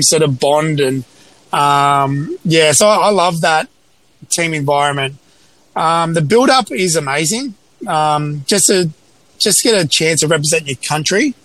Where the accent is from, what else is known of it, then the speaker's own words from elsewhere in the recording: Sydney, New South Wales, Australia; my hometown, Sydney